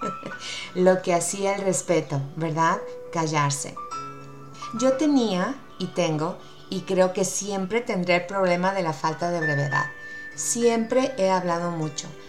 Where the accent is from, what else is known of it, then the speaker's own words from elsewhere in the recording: Mazatlán, Sinaloa, Mexico; soy de México